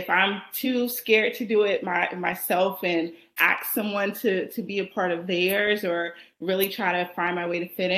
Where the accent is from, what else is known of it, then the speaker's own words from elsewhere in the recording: Columbus, Georgia, United States; I was born and raised in Columbus, Georgia. Most people don't even know where that is, but it's about 2 hours from Atlanta south.